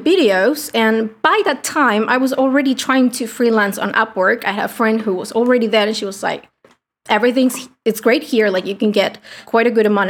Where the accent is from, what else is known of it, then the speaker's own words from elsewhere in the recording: Argentina; English is a second language; I'm from Argentina, a poor country. English is not my native tongue